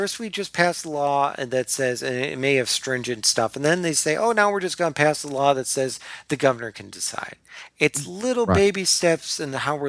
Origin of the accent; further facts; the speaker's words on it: Ohio, United States; let's go from Washington to my home state.